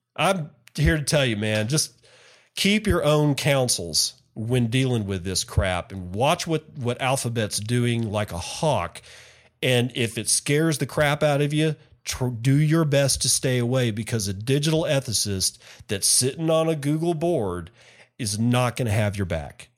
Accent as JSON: {"language": "English", "country": "United States", "said": "I'm an American."}